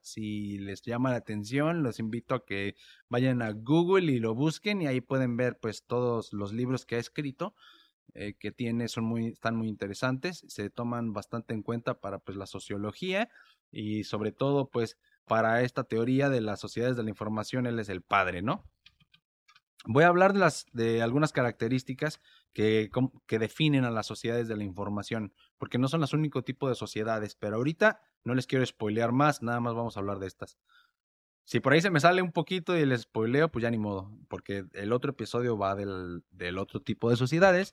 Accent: Mexico; now in United States; yo vivo en Estados Unidos y soy mexicano

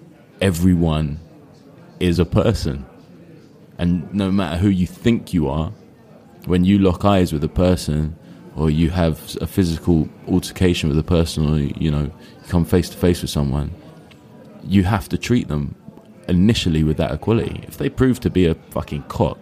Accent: United Kingdom; I'm British.

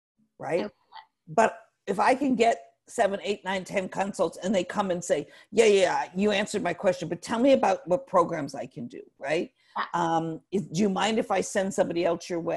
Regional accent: Northeast, United States; now in Atlanta, United States; I'm not from Atlanta, I'm from the Northeast

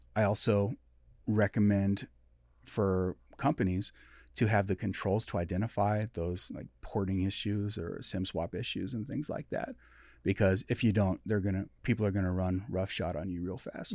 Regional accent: Everett, Washington, United States; born or raised there; also born or lived in Midwest

